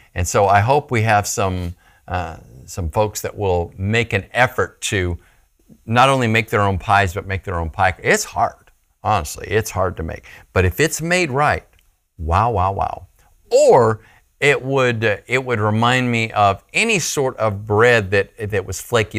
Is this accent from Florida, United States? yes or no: no; Phoenix, Arizona, United States; I grew up in Phoenix, Arizona